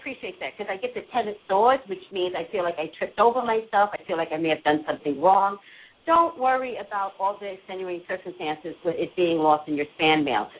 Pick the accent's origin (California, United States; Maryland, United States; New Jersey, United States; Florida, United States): New Jersey, United States; Montclair; also born or lived in Staten Island; I come from Montclair, New Jersey.